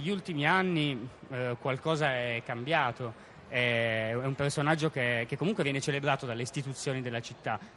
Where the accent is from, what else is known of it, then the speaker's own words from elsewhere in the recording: Turin, Piedmont, Italy; io sono cresciuto a Mirafiori Sud, quindi a due passi da via. dalla Via Artom